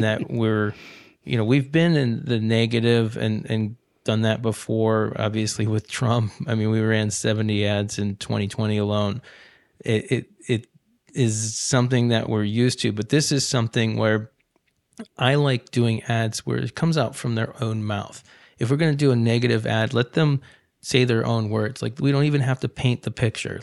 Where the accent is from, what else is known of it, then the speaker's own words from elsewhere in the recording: Ohio, United States; moved away; also born or lived in North Carolina; I grew up in Ohio